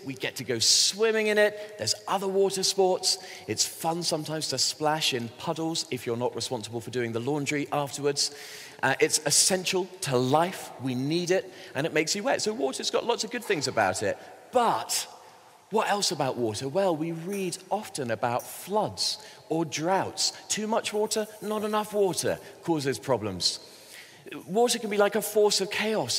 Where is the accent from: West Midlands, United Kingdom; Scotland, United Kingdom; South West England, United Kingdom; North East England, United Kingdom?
South West England, United Kingdom; Bristol; I grew up in Bristol in the southwest